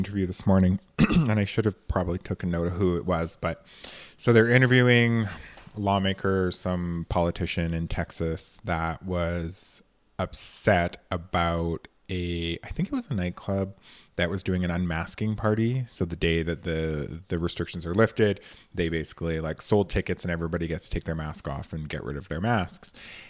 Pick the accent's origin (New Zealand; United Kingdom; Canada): Canada; No, I've never heard of that. I'm from Canada.